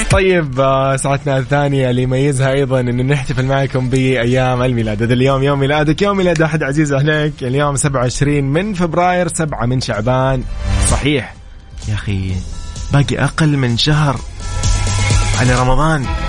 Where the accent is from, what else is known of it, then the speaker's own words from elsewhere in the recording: Saudi Arabia; كلنا كسعوديين